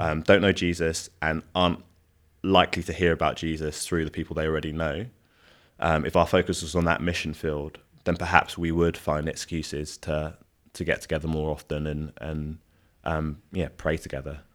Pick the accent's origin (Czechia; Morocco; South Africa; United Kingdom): United Kingdom; London; I'm Nigerian Londoner